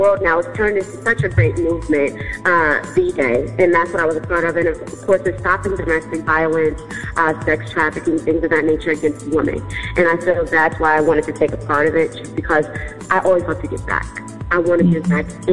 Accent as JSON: {"language": "English", "town": "New York City", "region": "New York", "country": "United States", "tie": "born or raised there", "said": "I am originally from New York, born and raised Queens, New York"}